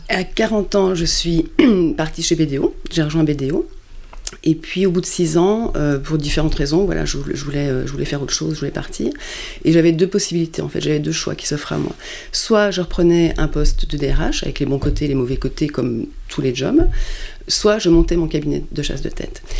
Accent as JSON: {"language": "French", "country": "France", "also_born_or_lived": "Luxembourg", "said": "je suis française"}